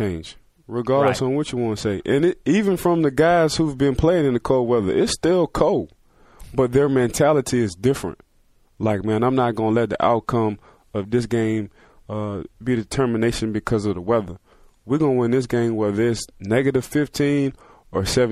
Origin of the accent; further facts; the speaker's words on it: New Orleans, Louisiana, United States; I like talking slang because I'm from New Orleans